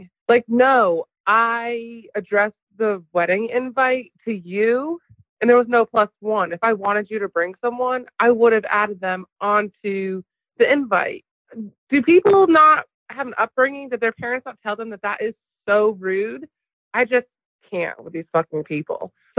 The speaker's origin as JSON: {"language": "English", "region": "New Hampshire", "country": "United States", "moved": "yes", "lives_now": "Greenville, United States", "said": "I'm in Greenville, South Carolina, but you know I'm originally from New Hampshire."}